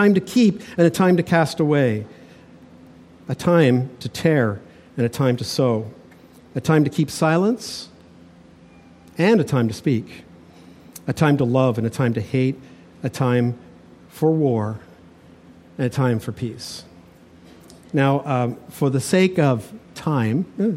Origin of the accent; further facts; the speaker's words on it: Toronto, Ontario, Canada; I had a friend I grew up with in Toronto